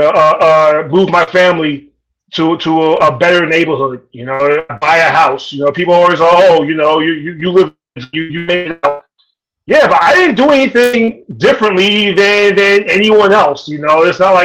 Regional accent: New York City, New York, United States; I grew up in South Jamaica, Queens

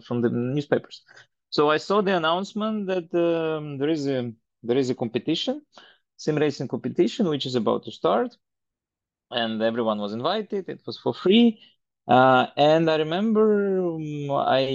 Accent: Belarus; moved away as an adult; now in Estonia; I grew up in Belarus, because I'm an ex-Soviet Union person, so born in one country, then Belarus was for a long while the country where I lived, and for the last 10 years I live in Estonia

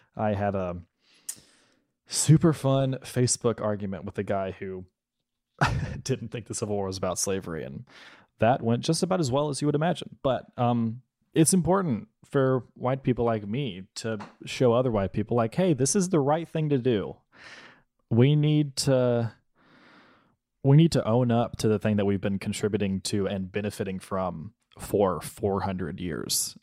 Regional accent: Mississippi, United States; growing up in Mississippi

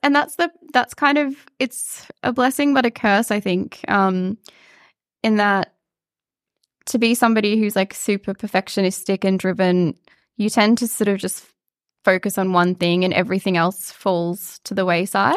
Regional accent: Mareeba, Queensland, Australia; now in Melbourne, Australia; I'm from a tiny little country town in far north Queensland, which I'm guessing most people would never, ever have heard of, but it's called Moreeba.

